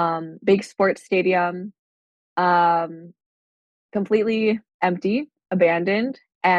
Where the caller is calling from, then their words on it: Minneapolis, Minnesota, United States; I'm calling from Minneapolis, Minnesota.